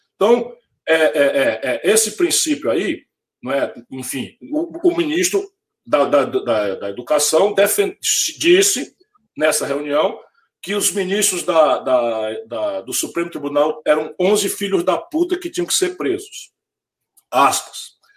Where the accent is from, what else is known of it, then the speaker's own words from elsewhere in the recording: Sobral, Ceará, Brazil; o meu francês, que eu vim de Sobral, já está um pouco enferrujado